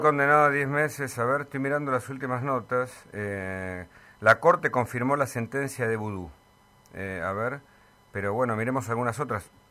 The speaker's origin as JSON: {"language": "Spanish", "country": "Argentina", "said": "como argentinos"}